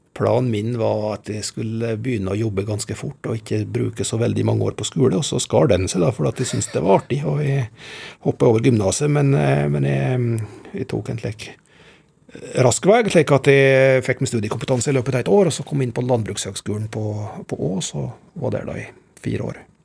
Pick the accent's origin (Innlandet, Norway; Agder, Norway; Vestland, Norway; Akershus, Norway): Innlandet, Norway; Gudbrandsdalen; oss som gudbrandsdøl